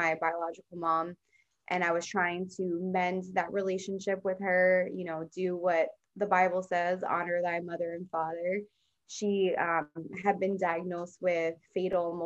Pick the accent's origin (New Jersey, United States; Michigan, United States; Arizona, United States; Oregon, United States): New Jersey, United States; Central; moved away as an adult; now in San Diego, United States; I'm in Central. So mainly I grew up in Central.